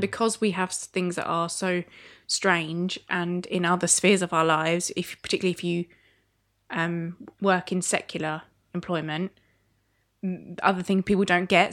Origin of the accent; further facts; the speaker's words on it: Sittingbourne, South East England, United Kingdom; in my church growing up in Sittingbourne Salvation Army